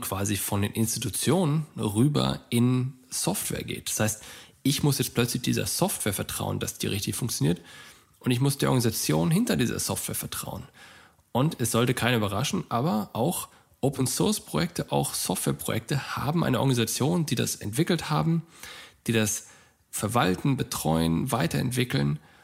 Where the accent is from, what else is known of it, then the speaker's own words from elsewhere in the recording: Germany; bei uns in Deutschland